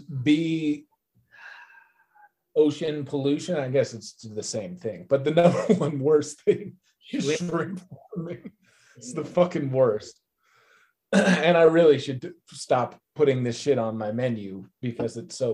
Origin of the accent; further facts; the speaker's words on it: Vermont, United States; now in New York City, United States; I grew up in Vermont, which is a state famous for its autumn foliage. And I live in New York now